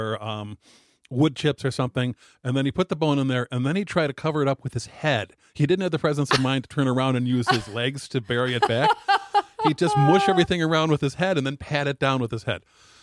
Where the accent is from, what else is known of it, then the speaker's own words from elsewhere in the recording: River Forest, Illinois, United States; When I was young, we lived in River Forest, Illinois, which is direct out on the train line from Chicago on Lake Street and Ashland Avenue.